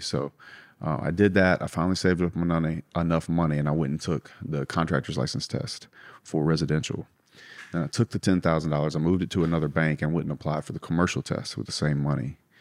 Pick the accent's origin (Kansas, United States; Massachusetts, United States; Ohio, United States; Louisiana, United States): Louisiana, United States; South; I grew up in South Louisiana